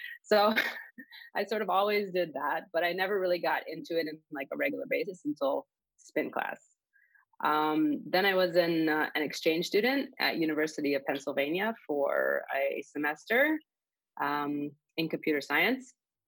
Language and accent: English; Israel; moved away as an adult; also born or lived in Miami; now in Chicago, United States; I am originally from Israel. I was born there. And I grew up there. I went to the army there. So I was in the Air Force for 4 years. And then 9 years ago, I moved to the U.S. with my now husband.